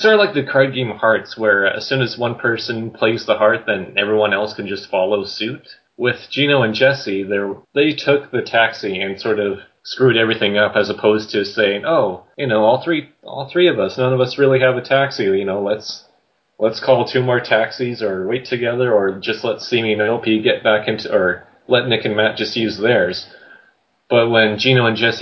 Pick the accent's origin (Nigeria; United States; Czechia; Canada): Canada; growing up in Canada